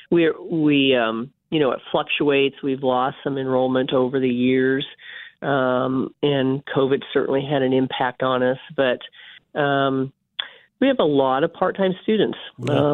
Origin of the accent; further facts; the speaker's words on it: North Platte, Nebraska, United States; moved away as an adult; also born or lived in Concordia, Kansas; now in Kansas, United States; I grew up in North Platte, Nebraska